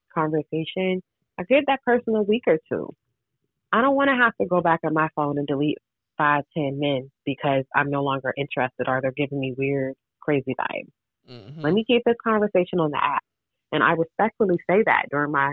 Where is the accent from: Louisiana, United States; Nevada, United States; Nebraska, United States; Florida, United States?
Florida, United States; I'm from Florida